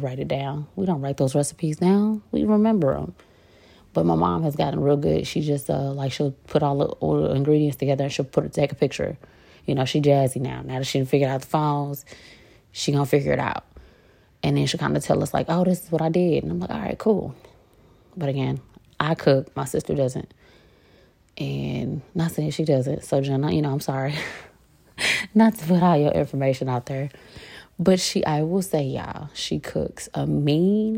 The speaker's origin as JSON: {"language": "English", "town": "St. Louis", "region": "Missouri", "country": "United States", "moved": "yes"}